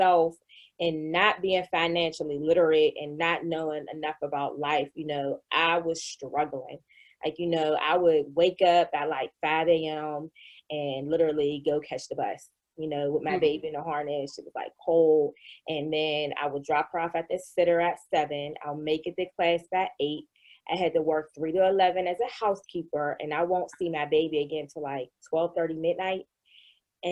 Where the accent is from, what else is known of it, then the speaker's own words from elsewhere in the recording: Pittsburgh, Pennsylvania, United States; I was born in probably one of the poorest communities in Pittsburgh, Pennsylvania